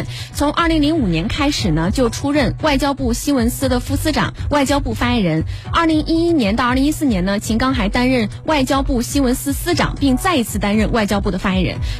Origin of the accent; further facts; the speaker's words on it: China; 作为中国人，我们每当看到这种场景，都能够从中深切的感受到我们国家发展昌盛带来的荣耀。